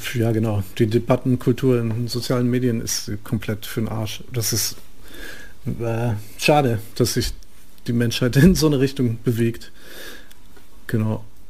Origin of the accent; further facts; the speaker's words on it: near Frankfurt, Hesse, Germany; Da bin ich ja aufgewachsen in der Nähe